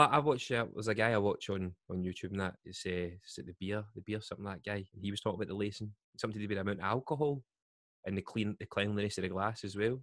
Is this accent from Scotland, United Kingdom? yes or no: yes; Glasgow, Scotland, United Kingdom; I know I'm from Scotland, from Glasgow